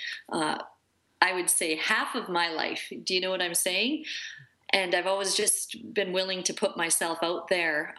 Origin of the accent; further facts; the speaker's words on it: Peace River, Alberta, Canada; now in Calgary, Canada; I was raised in Peace River, Alberta